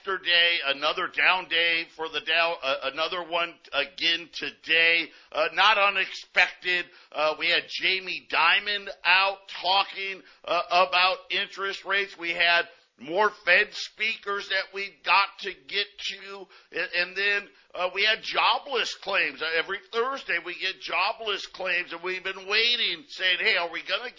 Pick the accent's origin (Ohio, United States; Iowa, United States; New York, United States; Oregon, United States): New York, United States; Syracuse; I grew up in Syracuse